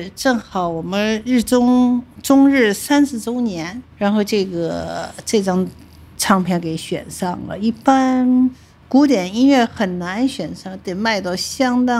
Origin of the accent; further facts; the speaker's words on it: Shanghai, China; 哎呀，难怪我是上海人，因为这次又有幸和 Anna 上海市重奏演奏